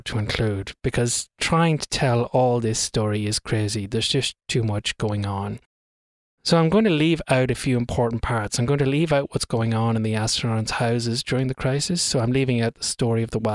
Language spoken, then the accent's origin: English; Ireland; accent: Irish; my Irish accent has an inability to pronounce THs properly